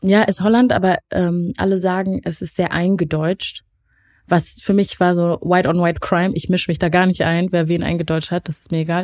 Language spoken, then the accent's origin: German; Leuth?, North Rhine-Westphalia, Germany; in meinem ursprünglichen Dorf leben, nämlich Neukirchen Flühen